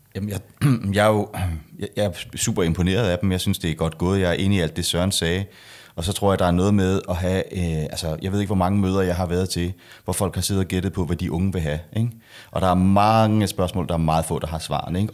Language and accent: Danish; Denmark; jeg er jo dansker